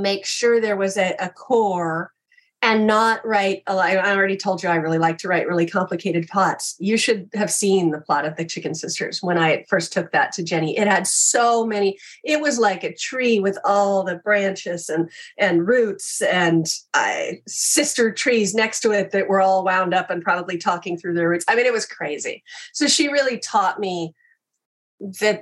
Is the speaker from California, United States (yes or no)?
no; Kansas, United States; I grew up in Kansas